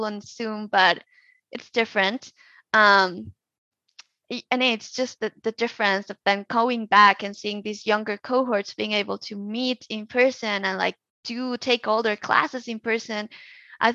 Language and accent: English; Colombia; now in United States; my home country